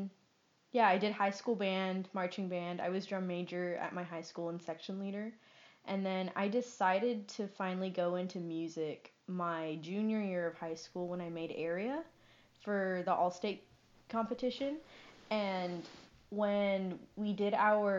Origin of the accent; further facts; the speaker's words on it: San Antonio, Texas, United States; moved away as an adult; now in Denton, United States; I'm from San Antonio